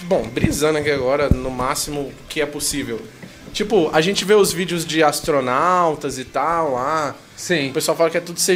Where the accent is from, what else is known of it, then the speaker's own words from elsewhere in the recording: Carapicuíba, São Paulo, Brazil; Se eu vou contar uma história, eu tenho que falar que eu sou de Carapicuíba.